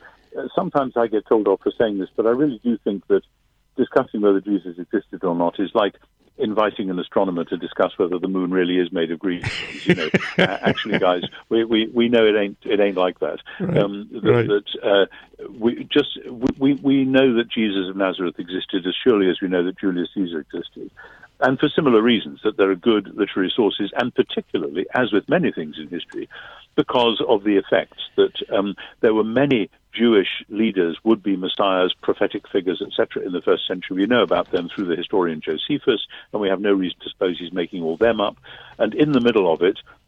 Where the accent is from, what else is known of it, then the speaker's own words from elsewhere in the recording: United Kingdom; I'm British